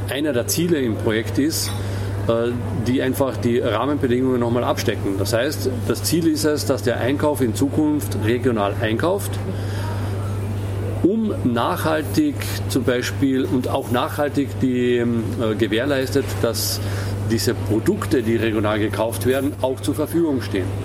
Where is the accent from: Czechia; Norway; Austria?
Austria; Ähm, auf der einen Seite ähm, äh, finde ich es beschämend, ja, als Österreicher tatsächlich.